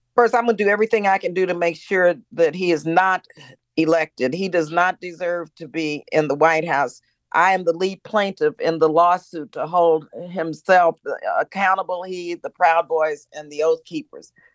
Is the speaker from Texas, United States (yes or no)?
yes; El Paso, Texas, United States; now in California, United States; born and raised in El Paso, Texas, in an immigrant community